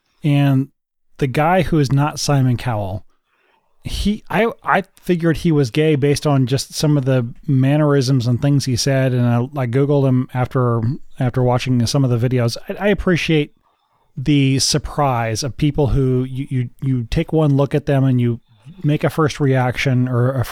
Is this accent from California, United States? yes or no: no; St. Marys, Kansas, United States; I grew up in St. Mary's, Kansas